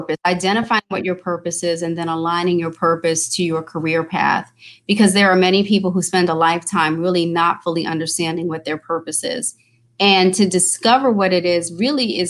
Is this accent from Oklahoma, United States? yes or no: no; New York, United States; moved away as an adult; also born or lived in Maryland; I'm originally from New York.